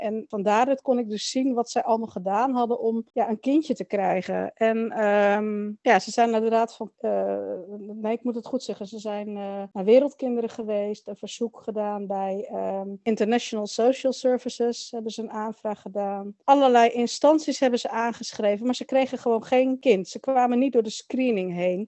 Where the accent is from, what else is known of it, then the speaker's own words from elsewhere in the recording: Netherlands; also born or lived in Chile; ik ben geboren in Chili. Ehm, in 1972, op uh, eh, 19 oktober 1972, kwam ik eh, met het vliegtuig van Chili naar Nederland. Ik ben eh, opgegroeid in een streng christelijk gezin